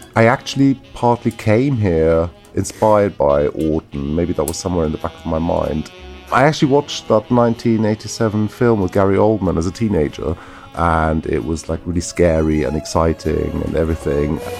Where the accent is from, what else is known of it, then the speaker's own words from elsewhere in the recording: Germany; moved away as an adult; now in London, United Kingdom; I'm originally from Germany